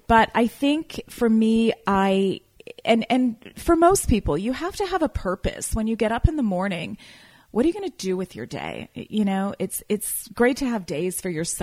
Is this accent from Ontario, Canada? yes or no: yes; Toronto, Ontario, Canada; moved away as an adult; also born or lived in Calgary / Edmonton / Seattle; now in Napa Valley, United States; I was born and raised in Canada, in the Toronto area